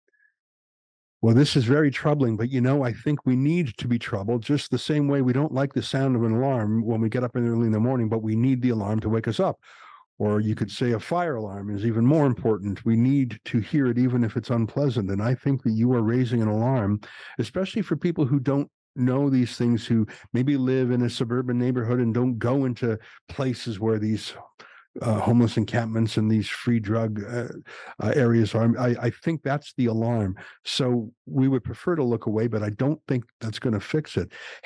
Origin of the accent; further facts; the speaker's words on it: Canada; I love being Canadian. I would want to be nothing else